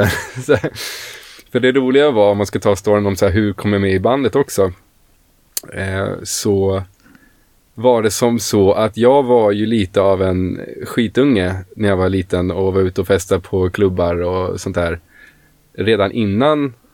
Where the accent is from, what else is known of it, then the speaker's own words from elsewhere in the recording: Stockholm, Stockholm County, Sweden; Jag kommer ju från Stockholm, född och uppvuxen i Stockholm.